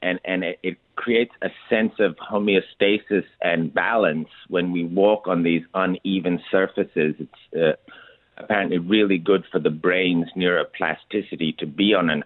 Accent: India; moved away; I grew up in India

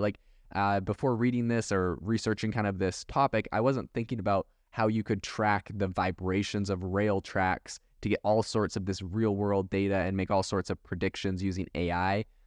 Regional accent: Canada; also born or lived in Europe; now in United States; I was raised in Canada

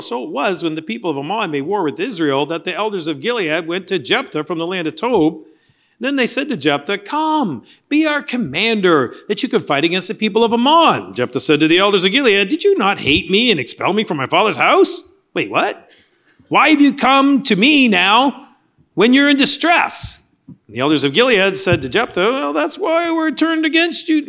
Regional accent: Canada; moved away; Growing up in Canada, much of the history was learning about the colonialists

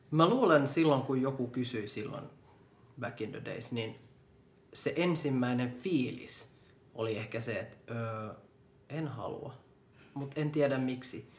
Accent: Finland; born or raised there

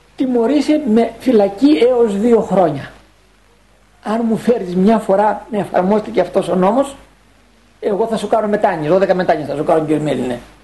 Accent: Greece; έχουμε σαν Έλληνες

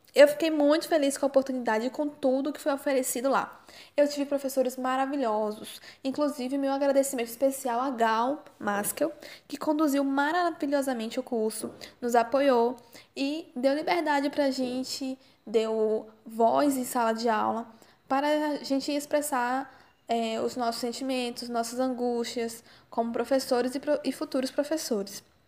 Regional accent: Candeias, Bahia, Brazil; also born or lived in Porto Alegre, Brazil; eu nasci em Porto Alegre. No entanto, eu vim para a Bahia quando eu era criança ainda e desde então eu moro aqui. Eu cresci e moro na cidade de Candeias

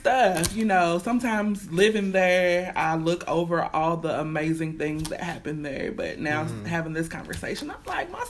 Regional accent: Louisville, Kentucky, United States; I was born and raised in Louisville. West Louisville particularly

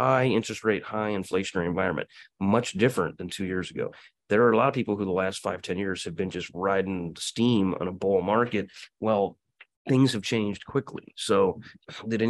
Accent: Quincy, Illinois, United States; moved away; also born or lived in Kansas City; my hometown of Quincy, Illinois.

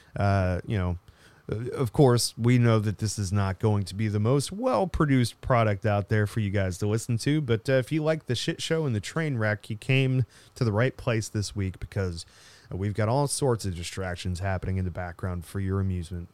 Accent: United States; I'm American

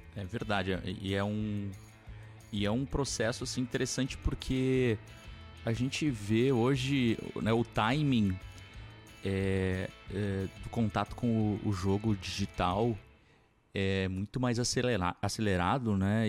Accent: Porto Alegre, Rio Grande do Sul, Brazil; eu sou de Porto Alegre

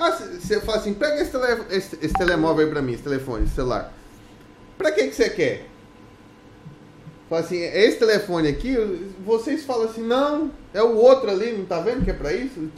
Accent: Brazil; moved away as an adult; also born or lived in Goiânia; now in Portugal

